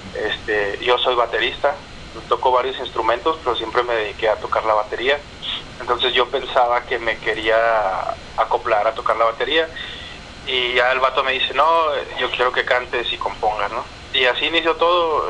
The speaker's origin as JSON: {"language": "Spanish", "region": "Chihuahua", "country": "Mexico", "tie": "born or raised there", "moved": "as an adult", "said": "yo crecí en Chihuahua, ah, en el noroeste de México"}